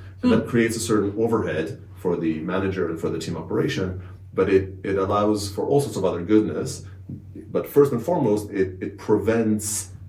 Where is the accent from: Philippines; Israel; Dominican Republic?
Israel; moved away as an adult; also born or lived in Canada; now in London, United Kingdom; I'm born and raised in Israel, went through the cyber parts of the Israeli army